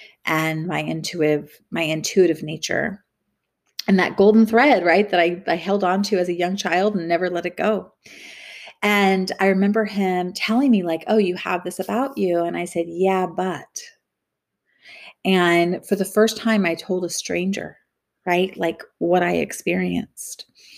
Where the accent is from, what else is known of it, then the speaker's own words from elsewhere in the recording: California, United States; And so I was raised in the Bay Area and on the coast, like Capitola, Santa Cruz.